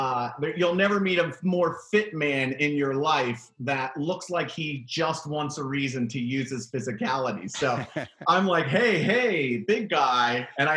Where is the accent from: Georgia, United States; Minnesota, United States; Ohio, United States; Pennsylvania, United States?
Pennsylvania, United States; Pittsburgh; I'm from Pittsburgh.